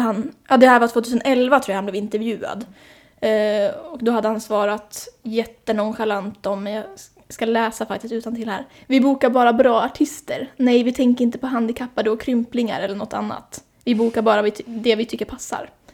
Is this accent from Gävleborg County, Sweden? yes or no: yes; Hälsingland, a small village outside Hudiksvall, Gävleborg County, Sweden; moved away as an adult; now in Stockholm, Sweden; Jag kommer från Hälsingland, viktigt. En liten by utanför Hudiksvall, Glada Hudik.